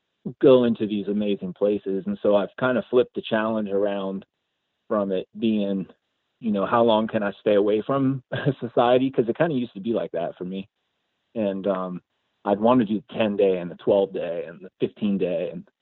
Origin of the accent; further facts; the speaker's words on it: Ashland, Oregon, United States; I'm from Ashland, Oregon.